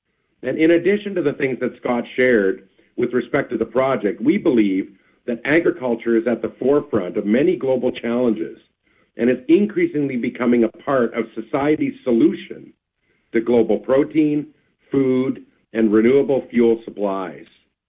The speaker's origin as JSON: {"language": "English", "town": "Davidson", "region": "Saskatchewan", "country": "Canada", "tie": "born or raised there", "said": "my hometown of Davidson."}